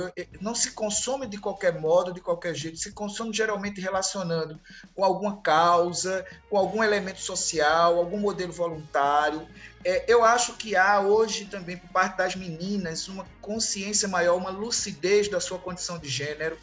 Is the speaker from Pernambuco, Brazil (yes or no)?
yes; Recife, Pernambuco, Brazil; Em Recife, mais precisamente, eu sou do Recife